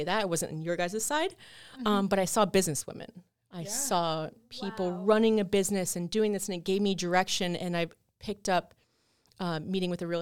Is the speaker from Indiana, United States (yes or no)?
no; Brevard County, Florida, United States; moved away as an adult; now in Orlando, United States; I'm from Brevard County